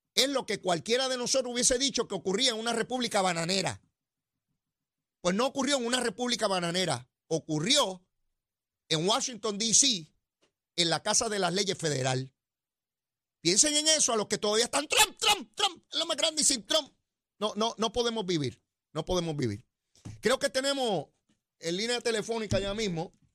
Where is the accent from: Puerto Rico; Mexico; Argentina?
Puerto Rico; yo soy de Puerto Rico